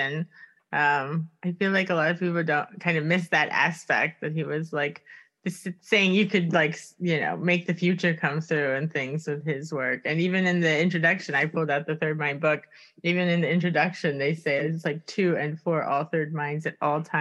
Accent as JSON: {"language": "English", "town": "Miami", "region": "Florida", "country": "United States", "also_born_or_lived": "Stockholm", "moved": "yes", "said": "I'm from Miami originally"}